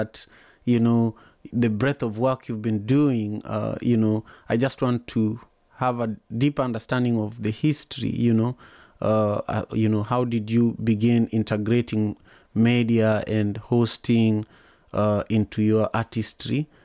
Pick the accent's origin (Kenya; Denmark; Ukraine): Kenya; Manyatta, Kisumu County; growing up in Manyatta